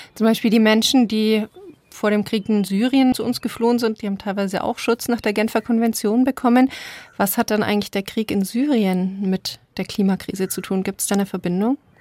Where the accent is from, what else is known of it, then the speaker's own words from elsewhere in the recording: Germany; bei uns in Deutschland